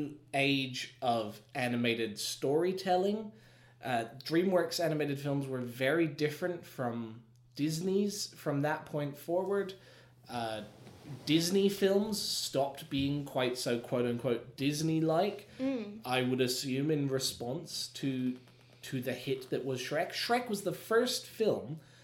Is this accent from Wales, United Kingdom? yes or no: no; Scotland, United Kingdom; now in Australia; I tell people that I'm Scottish